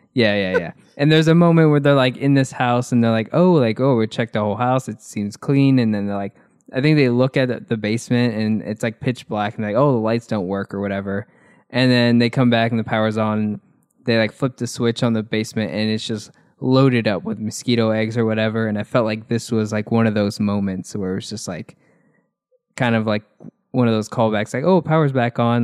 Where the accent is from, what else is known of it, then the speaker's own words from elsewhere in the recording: United States; I'm an American